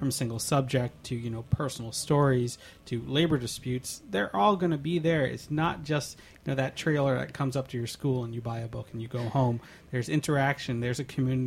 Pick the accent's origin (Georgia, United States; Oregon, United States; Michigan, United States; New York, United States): New York, United States; a New Yorker growing up in this school system